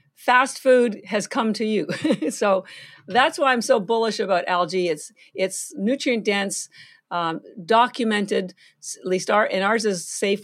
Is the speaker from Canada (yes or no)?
yes; Canada; moved away as an adult; now in Boston, United States; I'm Canadian, I have, I do live in Boston, I've been here thirty-three years, but all my family's still in Canada